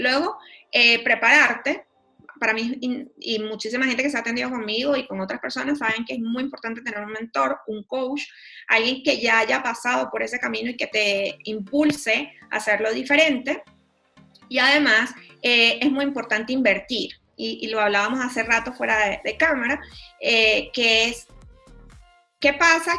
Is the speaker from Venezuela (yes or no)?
yes; Venezuela; moved away as an adult; also born or lived in Panama; yo soy venezolana, luego emigré a Panamá.